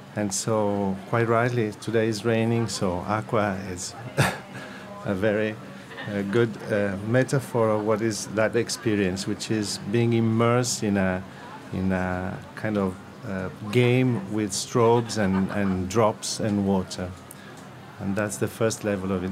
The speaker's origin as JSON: {"language": "English", "town": "Venice", "region": "Veneto", "country": "Italy", "said": "I'm from Venice"}